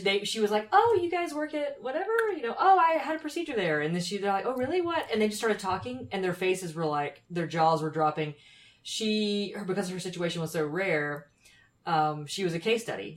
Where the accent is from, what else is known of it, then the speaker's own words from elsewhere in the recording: Anderson, South Carolina, United States; I'm from Anderson, South Carolina